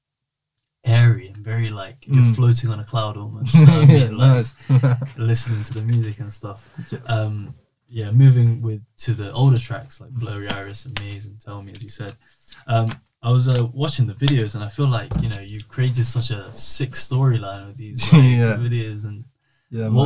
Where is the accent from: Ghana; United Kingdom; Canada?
United Kingdom; being British and being born and raised in this place